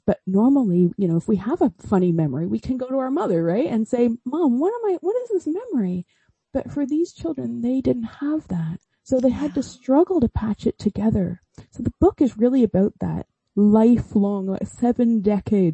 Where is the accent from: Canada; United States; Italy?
Canada; accent: Canadian; moved away as an adult; also born or lived in Oxford, United Kingdom; now in Swansea, United Kingdom; I grew up in Canada and spent the whole early part of my life there